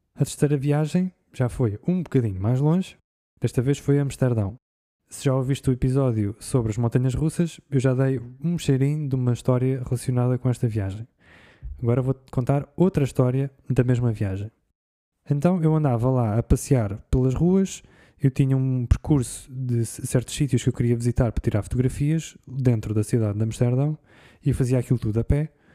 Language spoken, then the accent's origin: Portuguese; Portugal; eu vim de Portugal.